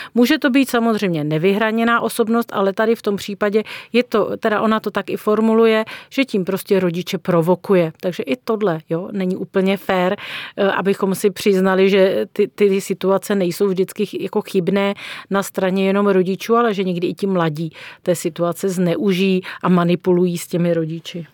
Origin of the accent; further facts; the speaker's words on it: Czechia; Jako Češi